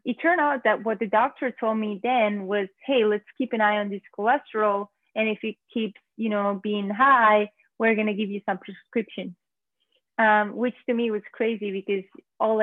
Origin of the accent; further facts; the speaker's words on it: Spain; moved away as an adult; now in New York, United States; I'm originally from Spain.